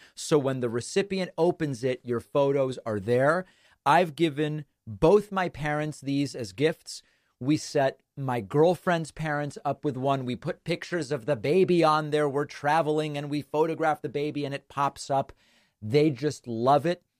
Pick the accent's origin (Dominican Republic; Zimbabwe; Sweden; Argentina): Argentina; moved away; I was born in Argentina, have family, friends there